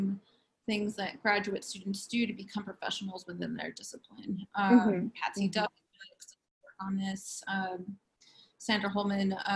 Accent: Los Angeles, California, United States; moved away as an adult; also born or lived in San Bernardino, California; now in State College, United States; I'm originally from Los Angeles, California, and I moved out here about 3 summers ago

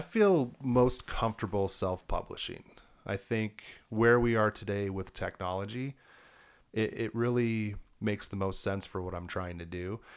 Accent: Elizabeth, Colorado, United States; also born or lived in Milwaukee, Wisconsin; Grew up in Elizabeth

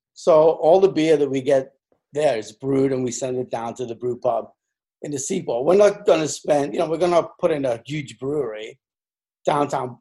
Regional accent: England, United Kingdom; moved away as an adult; now in United States; I'm an Englishman. I was born in England.

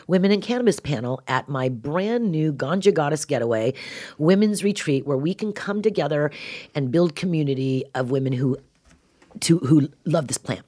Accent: California, United States; I'm a Californian

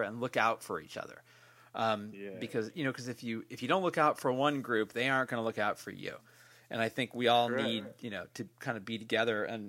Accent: Bay Area, California, United States; I'm here from the Bay Area

